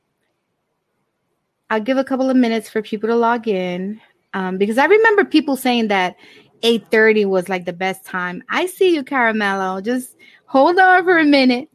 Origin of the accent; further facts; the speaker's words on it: New York City, New York, United States; also born or lived in Bronx, New York; I was born and raised in Brooklyn, and I live in the Bronx now